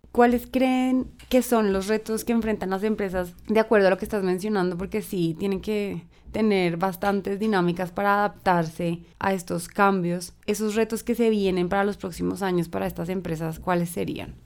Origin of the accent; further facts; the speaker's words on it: Colombia; nosotros como colombianos